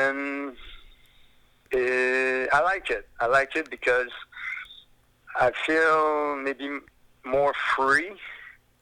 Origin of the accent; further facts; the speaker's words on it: Quebec City, Quebec, Canada; Quebec City is my hometown